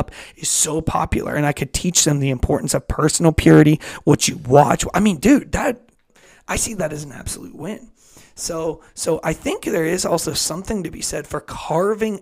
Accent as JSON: {"language": "English", "town": "Pittsburgh", "region": "Pennsylvania", "country": "United States", "said": "I'm from Pittsburgh"}